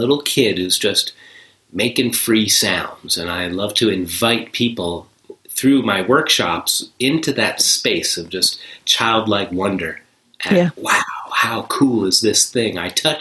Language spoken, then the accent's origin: English; New York, United States; moved away; also born or lived in Buffalo; I grew up near New York City